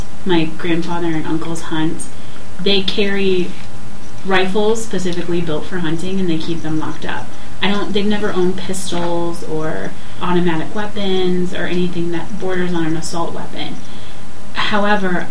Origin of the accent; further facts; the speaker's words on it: Michigan, United States; I'm from Michigan